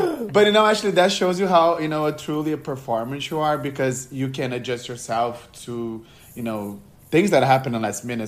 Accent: Brazil; I'm from Brazil

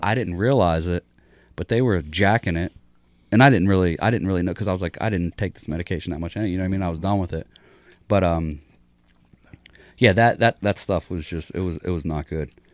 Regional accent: Pittsburgh, Pennsylvania, United States; also born or lived in Philadelphia; I was born in Philadelphia, just outside of Philadelphia, moved to Pittsburgh, just outside of Pittsburgh in the country when I was, like, six. And then from six to fourteen, you know, I lived with my parents.

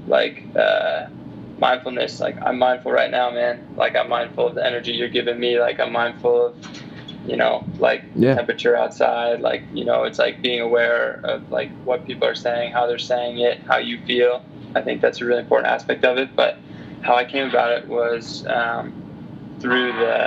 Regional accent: United States; me growing up in the States

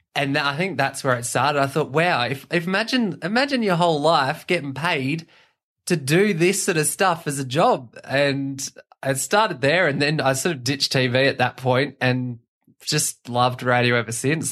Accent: Batemans Bay, New South Wales, Australia; also born or lived in Gosford, New South Wales / Dubbo, New South Wales; I'm from the South Coast. Um, I was born in Gosford, lived in Dubbo for a while, and then did high school around Batemans Bay

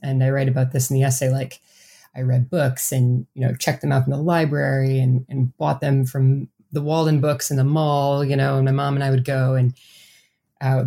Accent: Mount Horeb, Wisconsin, United States; moved away as an adult; My hometown is a really um, kind of strange and interesting place, and that's something I didn't really appreciate, I think, when I was growing up there. Um, I was born and raised there. I lived there for 18 years

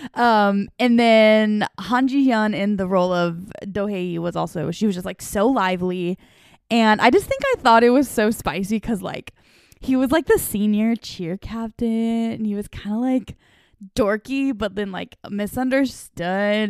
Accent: eastern Washington State, United States; moved away as an adult; also born or lived in Ohio; now in the Carolinas, United States; I grew up in a little town in eastern Washington State. So that was where my whole childhood was. I lived there from when I was seven years old until I was nineteen.

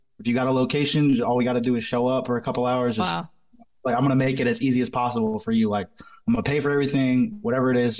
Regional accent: Massachusetts, United States; moved away; I'm originally from Massachusetts

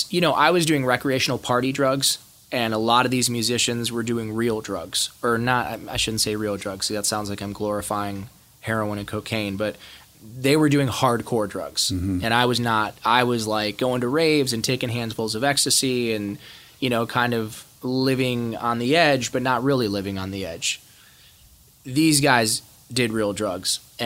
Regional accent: Ohio, United States; I hated the … because I grew up in Ohio and that's what the guys that beat me up listened to.

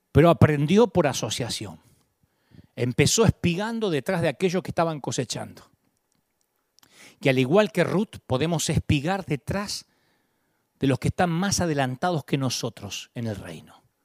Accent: Kansas, United States; born there; Porque yo también nací en Kansas y sin recursos.

